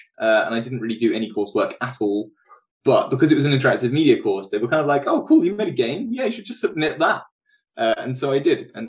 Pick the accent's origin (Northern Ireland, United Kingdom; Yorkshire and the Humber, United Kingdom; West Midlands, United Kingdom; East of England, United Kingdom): East of England, United Kingdom; Norwich; moved away as an adult; also born or lived in Bournemouth; now in Cambridge, United Kingdom; So originally I'm from Norwich